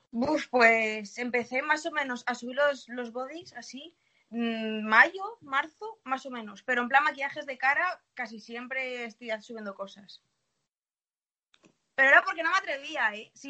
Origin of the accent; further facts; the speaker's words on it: Valladolid, Castile and León, Spain; Soy de Valladolid.